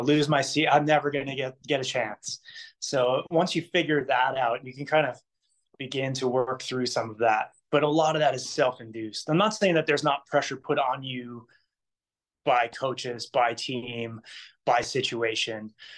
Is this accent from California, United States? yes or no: no; New Jersey, United States; moved away as an adult; now in Hawaii, United States; I'm originally from New Jersey